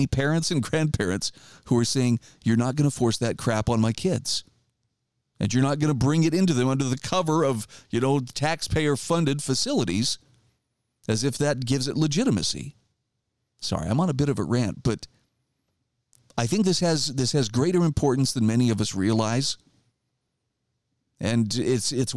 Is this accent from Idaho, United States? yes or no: yes; Idaho, United States; my home state of Idaho